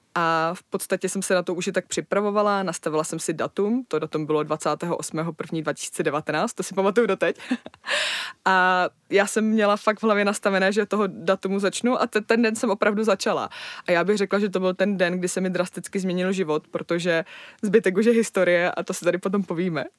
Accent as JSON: {"language": "Czech", "region": "Moravia", "country": "Czechia", "said": "já pocházím z Moravy"}